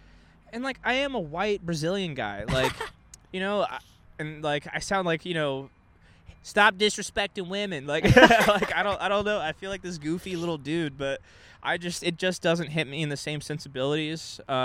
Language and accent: English; Texas, United States; now in California, United States; when I was growing up in Texas